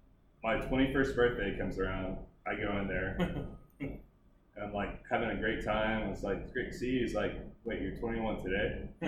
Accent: Houston, Texas, United States; I grew up in Houston, so I'm a Texas fan.

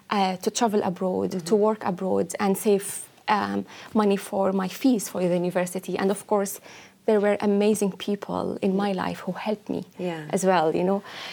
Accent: Syria; born or raised there; English is a second language; moved away as an adult; now in Ireland

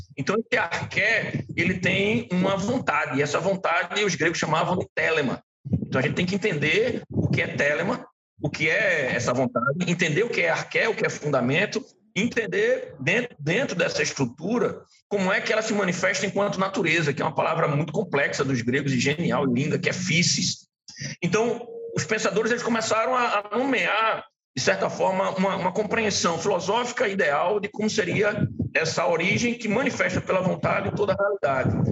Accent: Recife, Pernambuco, Brazil; eu sou daqui de Recife

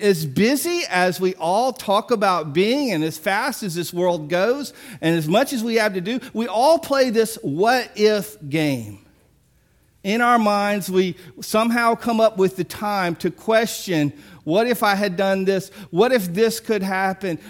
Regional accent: Biloxi, Mississippi, United States; I grew up in Biloxi

